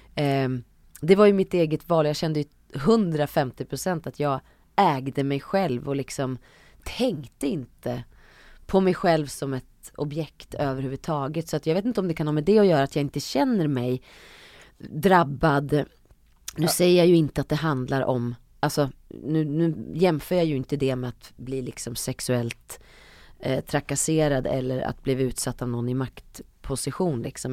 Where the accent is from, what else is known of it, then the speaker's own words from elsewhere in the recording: Hälsingland, Gävleborg County, Sweden; now in Stockholm, Sweden; ville jag bara bort från Hälsingland. Jag tyckte att det var för, för litet och för inskränkt. Um, så när jag väl flyttade till Stockholm